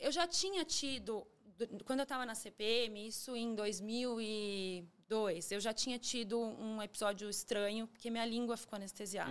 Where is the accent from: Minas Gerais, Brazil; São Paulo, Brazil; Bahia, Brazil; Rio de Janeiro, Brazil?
São Paulo, Brazil; tenho 42 anos, nasci em São Paulo